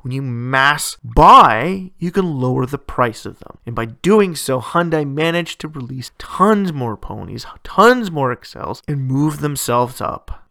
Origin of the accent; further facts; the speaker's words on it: Canada; my hometown, we don't have either of those big three Japanese luxury marks